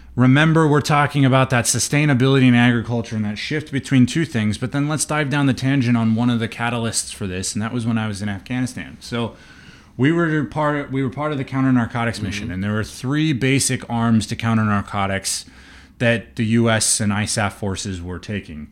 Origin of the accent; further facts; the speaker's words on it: Seattle, Washington, United States; moved away; also born or lived in New Mexico; growing up in the Seattle area